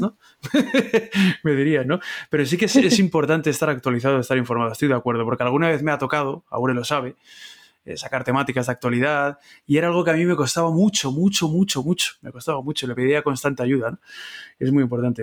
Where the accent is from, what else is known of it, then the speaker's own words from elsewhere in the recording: Madrid, Community of Madrid, Spain; los madrileños